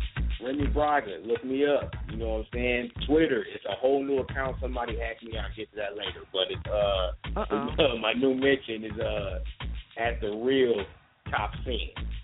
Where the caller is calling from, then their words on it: Saginaw, Michigan, United States; I'm calling from Saginaw, Michigan. Saginaw.